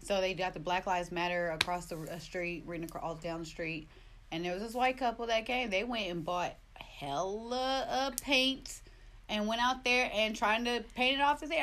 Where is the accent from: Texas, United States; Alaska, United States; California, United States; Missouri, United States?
California, United States; Oakland; I grew up in Oakland